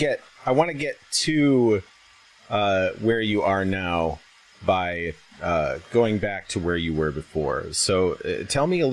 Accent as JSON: {"language": "English", "region": "Midwest", "country": "United States", "also_born_or_lived": "Denver", "moved": "yes", "said": "I'm originally from the Midwest."}